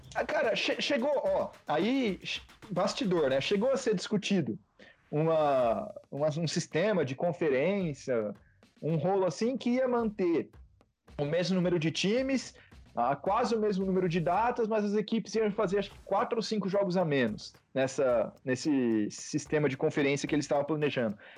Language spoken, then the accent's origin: Portuguese; Bauru, São Paulo, Brazil; eu sou de Bauru, fui para São Paulo, aí a pandemia eu voltei para Bauru.